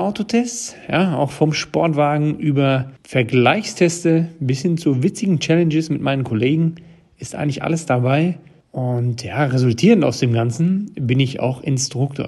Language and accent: German; Ruhr area, North Rhine-Westphalia, Germany; als Ruhrpottler